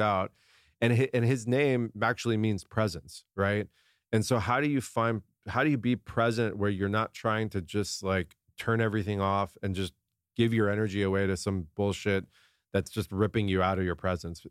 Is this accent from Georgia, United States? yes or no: no; San Diego, California, United States; I grew up in La Jolla, down in San Diego.